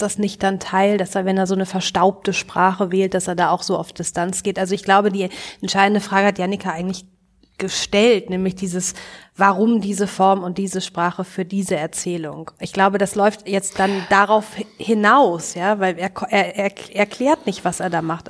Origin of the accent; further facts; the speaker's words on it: West Germany, Germany; als äh, Wessi Ende der 70er geboren